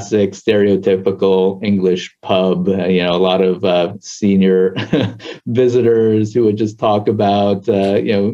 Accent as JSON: {"language": "English", "town": "Culver City", "region": "California", "country": "United States", "tie": "born or raised there", "also_born_or_lived": "Los Angeles, California", "said": "Born and raised in Southern California, initially around the MacArthur Park area, west of downtown, but most of my schooling and junior or senior high school was all in Culver City"}